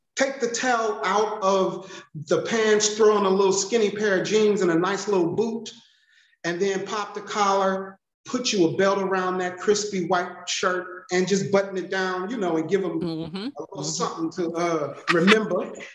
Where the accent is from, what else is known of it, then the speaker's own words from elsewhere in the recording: Detroit, Michigan, United States; I'm from Detroit